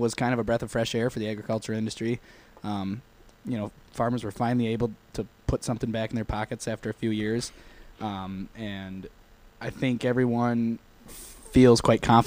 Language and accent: English; Bloomer, Wisconsin, United States; I am from Bloomer. Been in Chippewa for the majority